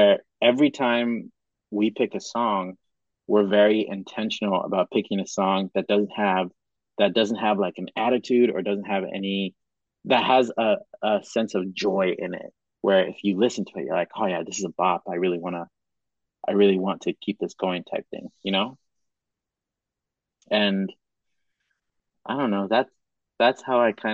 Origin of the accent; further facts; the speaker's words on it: Cameroon; moved away; also born or lived in Madagascar / Kenya; I was born in Madagascar, but I grew up in Cameroon and Kenya.